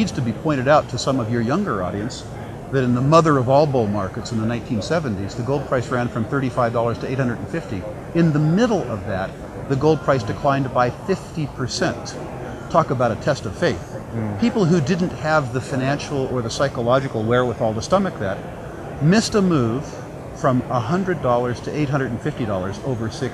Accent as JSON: {"language": "English", "country": "United States", "said": "I'm an American"}